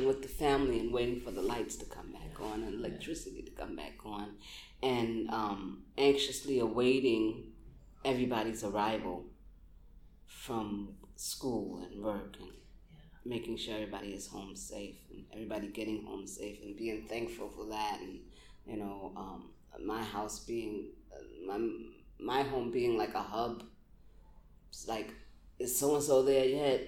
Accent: New York City, New York, United States; I'm proud of being a Brooklynite

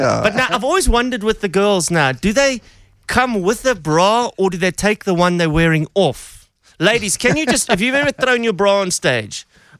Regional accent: Durban, KwaZulu-Natal, South Africa; now in Johannesburg, South Africa; I'm from Durban.

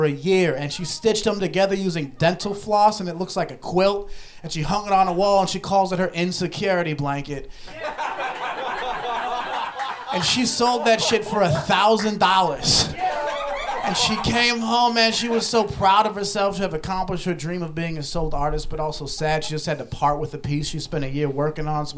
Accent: Ohio, United States; I grew up in Ohio

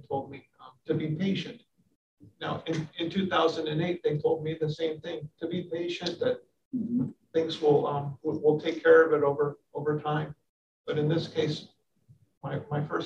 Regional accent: San Francisco, California, United States; moved away as an adult; now in Miami, United States; I'm from San Francisco, California. I've lived here for about 25 years

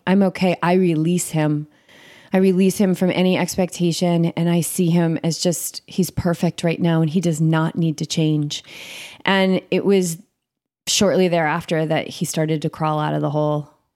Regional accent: Cape Cod, Massachusetts, United States; moved away as an adult; also born or lived in Boulder, Colorado; I grew up in Cape Cod

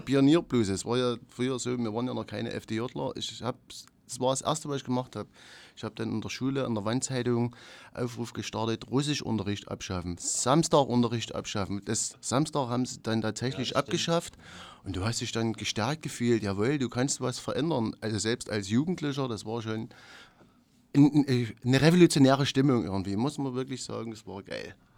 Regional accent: Wohnbezirk 8, Saxony, Germany; wir stammen ja alle aus dem Wohnbezirk 8

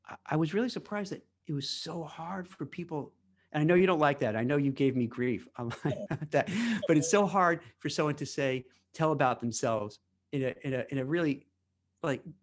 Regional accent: New York City, New York, United States; now in New Jersey, United States; I grew up in Brooklyn in a place called Canarsie

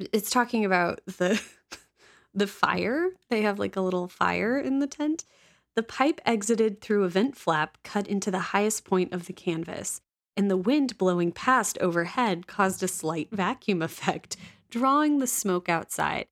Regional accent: Midwest, United States; as a Midwesterner

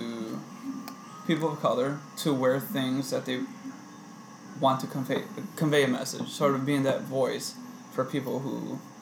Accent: United States; growing up in the South Side. I was Mexican Latino

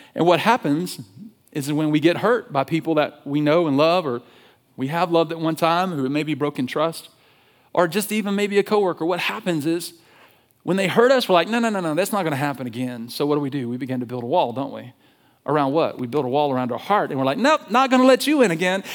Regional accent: Alabama, United States; I'm from Alabama. I'm from the South

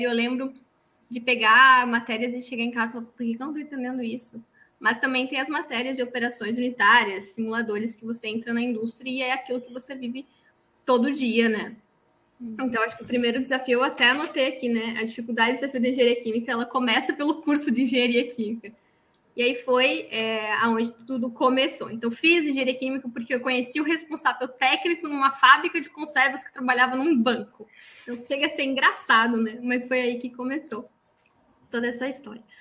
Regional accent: Santa Catarina, Brazil; accent: Santa Catarina; now in São Paulo, Brazil; Por isso que eu perdi um pouquinho o sotaque de Catarina já.

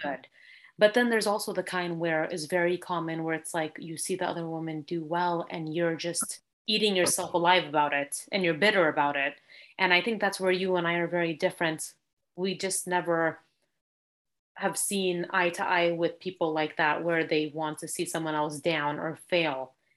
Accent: California, United States; I was born and raised here in California

